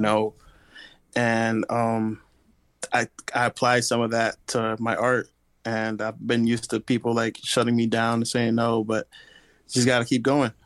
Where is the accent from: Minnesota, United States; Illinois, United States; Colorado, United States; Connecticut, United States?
Connecticut, United States; Bridgeport; now in Tampa, United States; I was raised in Bridgeport, Connecticut